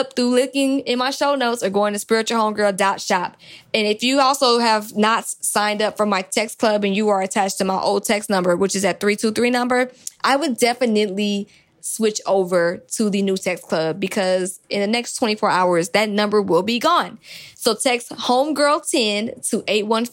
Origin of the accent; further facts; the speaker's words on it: Atlanta, Georgia, United States; I'm from Atlanta